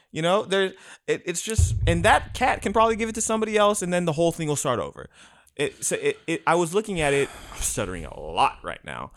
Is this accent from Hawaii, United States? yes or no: yes; Hawaii, United States; I don't even know if I'm Hawaiian enough, but I'm from there